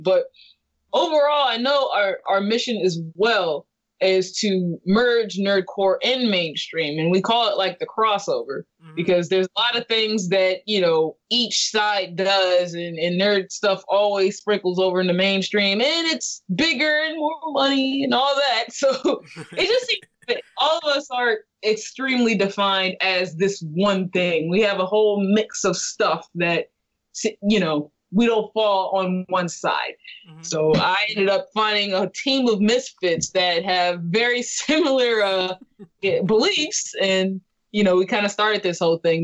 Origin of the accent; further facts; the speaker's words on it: California, United States; I'm from California